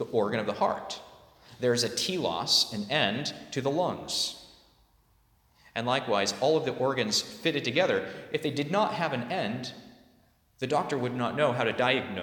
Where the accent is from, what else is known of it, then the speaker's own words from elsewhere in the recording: California, United States; I'm from California